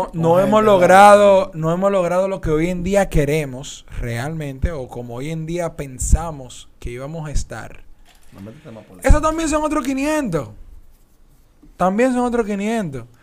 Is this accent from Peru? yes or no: no; Dominican Republic; Porque somos dominicanos